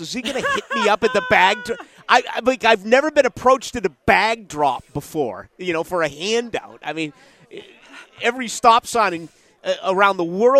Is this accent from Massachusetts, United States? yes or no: yes; Boston, Massachusetts, United States; now in Jacksonville, United States; you live here? I'm like, yeah, but, you know, I'm from Boston, but I lived there forever.